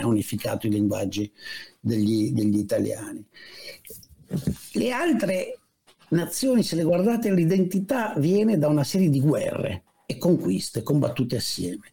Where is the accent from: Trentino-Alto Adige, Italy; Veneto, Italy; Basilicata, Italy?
Veneto, Italy; Padua / Venice; siamo veneti entrambi, tu di Vicenza, io di, di Padova Venezia